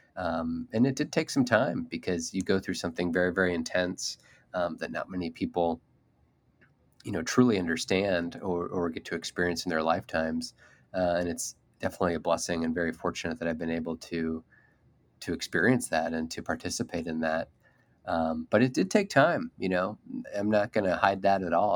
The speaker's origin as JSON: {"language": "English", "region": "Indiana", "country": "United States", "tie": "born or raised there", "said": "here in, in my home state"}